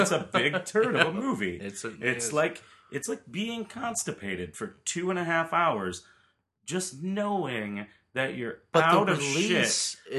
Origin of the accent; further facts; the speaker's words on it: Austin, Texas, United States; I don't know what to do. I'm from Austin, Texas.